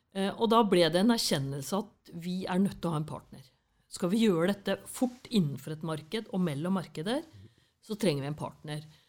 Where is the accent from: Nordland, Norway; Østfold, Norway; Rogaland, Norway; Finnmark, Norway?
Østfold, Norway; Fredrikstad; accent: Fredrikstad dialect; moved away; Jeg er fra Kråkerøy. Det er en øy Eh, på vei til Hvaler.